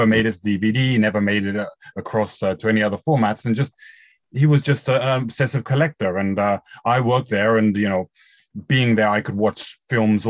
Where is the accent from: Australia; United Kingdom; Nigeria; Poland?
United Kingdom; England; moved away as an adult; now in Japan; I'm English